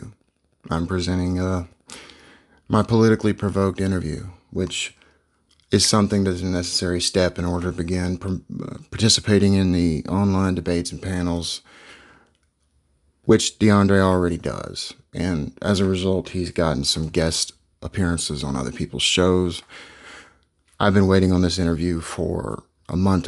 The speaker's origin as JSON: {"language": "English", "region": "South Mississippi", "country": "United States", "said": "I'm from South Mississippi, so, you know, it's deep red here."}